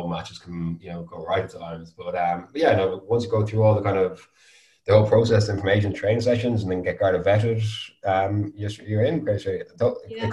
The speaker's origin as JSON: {"language": "English", "town": "Galway", "region": "Connacht", "country": "Ireland", "tie": "born or raised there", "also_born_or_lived": "London", "moved": "as an adult", "said": "So I grew up in Galway as younger, but I moved back to Galway around 5 years ago"}